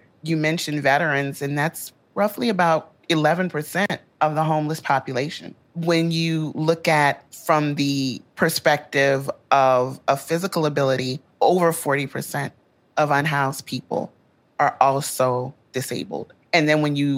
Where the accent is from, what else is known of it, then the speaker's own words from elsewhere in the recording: Louisiana, United States; my home state of Louisiana